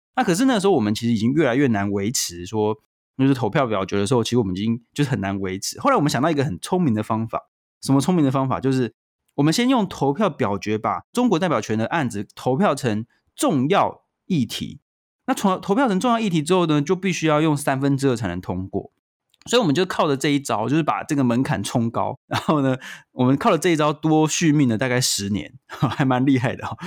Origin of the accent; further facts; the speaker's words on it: Taiwan; 身为台湾人